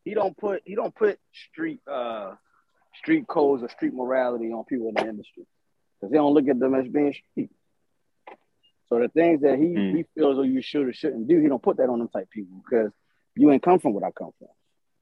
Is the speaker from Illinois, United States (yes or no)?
yes; Chicago, Illinois, United States; born there; I was born in Chicago.